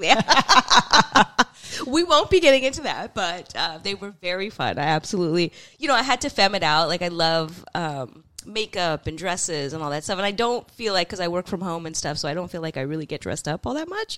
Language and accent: English; San Francisco, California, United States; both of us are people who are, like, born and raised in San Francisco and the Bay